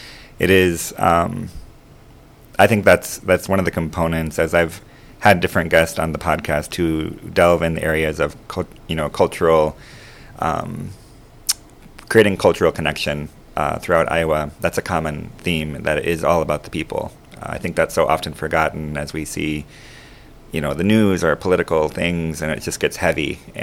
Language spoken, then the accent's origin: English; Panama; moved away as an adult; I grew up, like I said earlier, I grew up in Panama from the age of 7. So I lived there for 25 years. And, you know, I'm a U.S. citizen with a very big heart for Panama